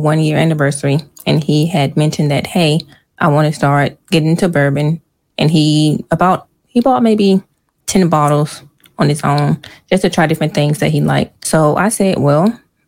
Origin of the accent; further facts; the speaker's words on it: Rocky Mount, North Carolina, United States; We're both from Rocky Mount, North Carolina. And we went to the same middle school, went to different high schools